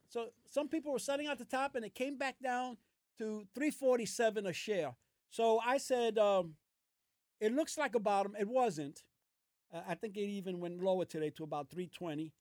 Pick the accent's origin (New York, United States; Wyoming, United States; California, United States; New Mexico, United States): New York, United States; New York City; I was born in Brooklyn. My parents are from Puerto Rico